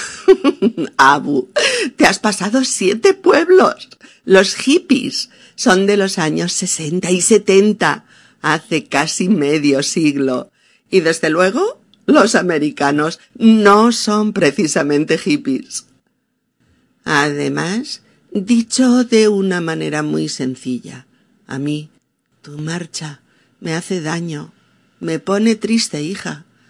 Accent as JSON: {"language": "Spanish", "country": "Spain", "said": "mi país"}